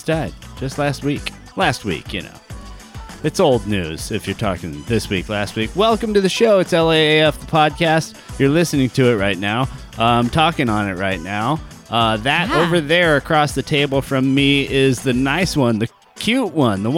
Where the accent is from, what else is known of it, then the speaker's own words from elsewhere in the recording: Long Beach, California, United States; accent: surfer; born in LBC